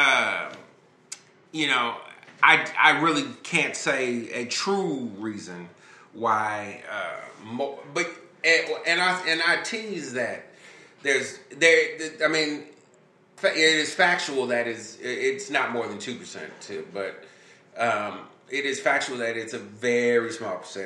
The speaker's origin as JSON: {"language": "English", "town": "Chicago", "region": "Illinois", "country": "United States", "said": "I'm from Chicago"}